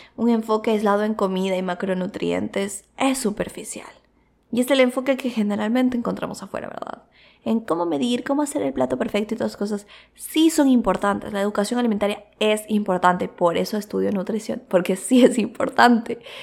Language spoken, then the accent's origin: Spanish; Quito, Pichincha, Ecuador; moved away; also born or lived in Cuenca; yo también vengo de la cultura de Quito, o sea, como que también tengo mucho de la cultura de Quito, que es otra ciudad, porque es donde nací